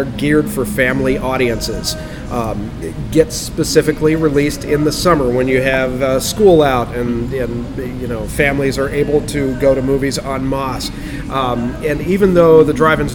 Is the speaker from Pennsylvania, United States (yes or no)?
yes; Leechburg, Pennsylvania, United States; Where I grew up in Leechburg